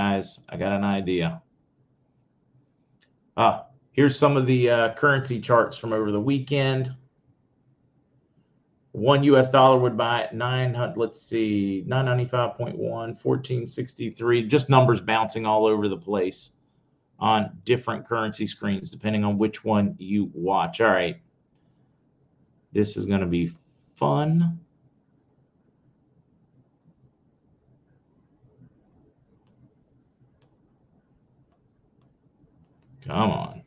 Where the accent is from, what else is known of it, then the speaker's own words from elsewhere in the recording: United States; where we grew up near West Virginia, even the possums were afraid.